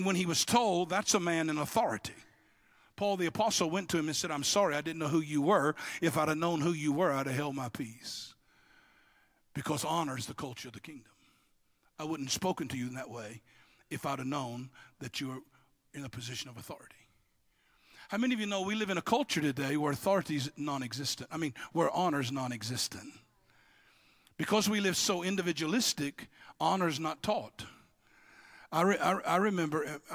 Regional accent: Louisiana, United States; I'm not from Texas. I'm from what hold Texas up

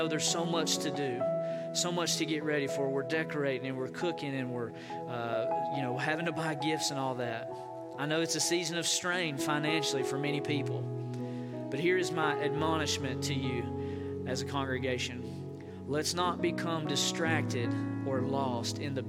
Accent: Hiawassee, Georgia, United States; now in Oklahoma City, United States; my home church, East Gate Church, in Hiawassee, Georgia

